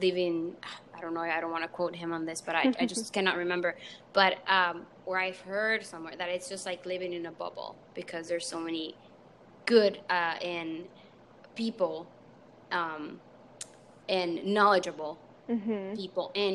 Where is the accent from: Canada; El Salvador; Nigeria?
El Salvador; first language Spanish; English is a second language; I'm from El Salvador, so I'm from El Salvador and I speak Spanish. It's my mother tongue